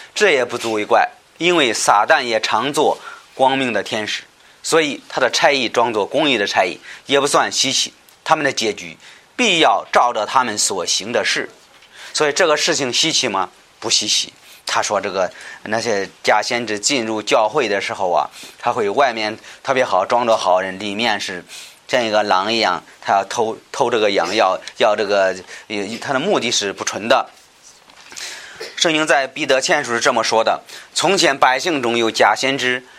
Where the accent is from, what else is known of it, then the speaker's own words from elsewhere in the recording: China; 我们中国人